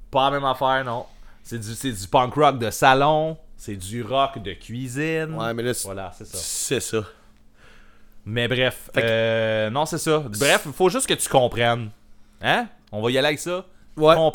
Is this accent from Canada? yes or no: yes; Montreal, Quebec, Canada; Nous autres aussi, on est de Montréal.